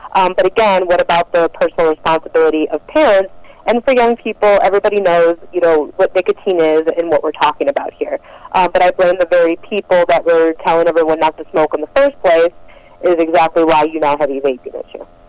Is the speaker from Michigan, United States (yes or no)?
yes; Detroit, Michigan, United States; I'm originally from Detroit, Michigan